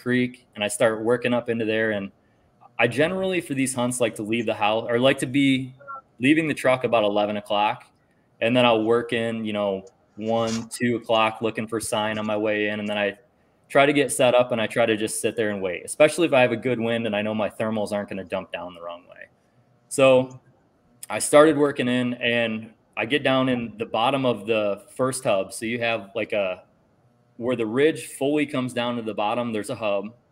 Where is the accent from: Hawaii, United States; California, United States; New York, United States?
New York, United States; now in Ohio, United States; I'm from New York. I'm in Ohio now.